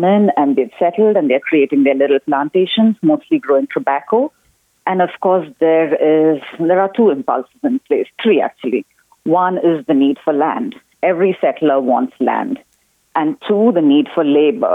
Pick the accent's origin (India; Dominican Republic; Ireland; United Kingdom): India; South India; moved away as an adult; also born or lived in Syracuse, New York; now in Keene, United States; I was born in India, in the southern part of India, and I came to Syracuse in New York to go to graduate school